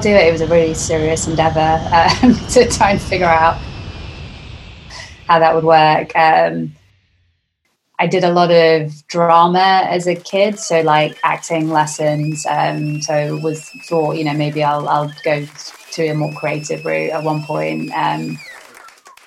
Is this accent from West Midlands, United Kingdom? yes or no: no; Lancashire, North West England, United Kingdom; I'm at my parents' house where I grew up in Lancashire